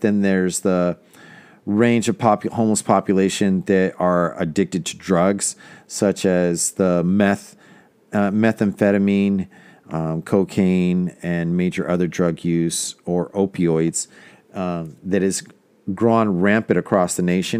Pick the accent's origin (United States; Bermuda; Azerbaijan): United States; Manteca, California; now in Stockton, United States; when I was growing up in Manteca